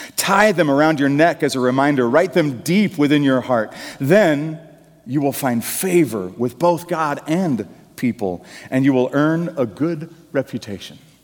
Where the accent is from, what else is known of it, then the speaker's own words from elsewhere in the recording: United States; the Puritan work ethic that we grew up in in America